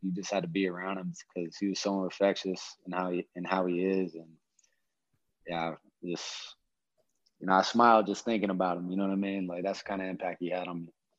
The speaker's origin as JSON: {"language": "English", "region": "Hawaii", "country": "United States", "tie": "born or raised there", "moved": "yes", "said": "I was born and raised in Hawaii"}